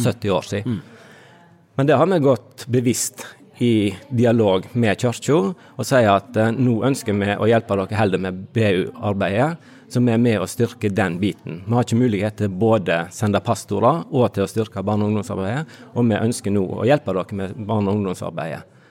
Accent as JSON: {"language": "Norwegian", "town": "Fitjar", "region": "Vestland", "country": "Norway", "tie": "born or raised there", "moved": "yes", "said": "Jeg kommer fra Fitjar på Stord sjøl, gått på bedehuset der og hørt. Eh, likte godt vitnemøter når jeg var liten"}